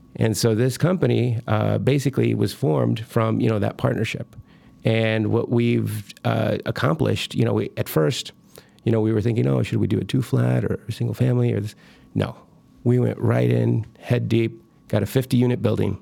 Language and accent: English; Michoacán, Mexico; moved away; I'm from Michoacan. I was born in Michoacan, Mexico